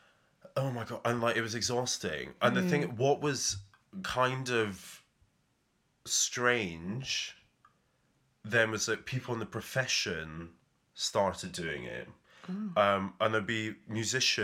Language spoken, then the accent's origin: English; Edinburgh, Scotland, United Kingdom; Growing up in Edinburgh